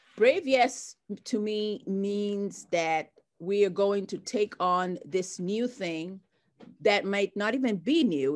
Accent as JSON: {"language": "English", "town": "Mombasa", "region": "Mombasa County", "country": "Kenya", "tie": "born or raised there", "moved": "as an adult", "lives_now": "United States", "said": "I grew up in Kenya, in the coastal town of Mombasa"}